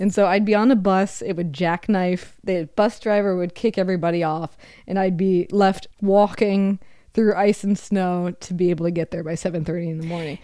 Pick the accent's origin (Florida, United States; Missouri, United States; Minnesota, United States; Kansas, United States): Minnesota, United States; now in Seattle, United States; I grew up in Minnesota